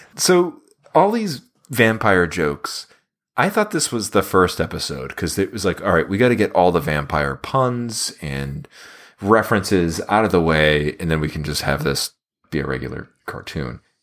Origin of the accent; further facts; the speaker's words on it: United States; we're American